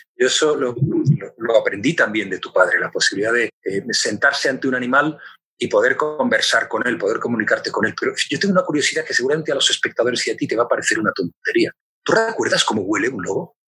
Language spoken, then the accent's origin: Spanish; Spain; Como tantos españoles, yo soy uno más